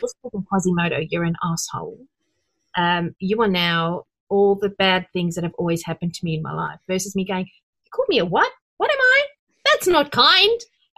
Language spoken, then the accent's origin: English; South Africa; I'm from South Africa.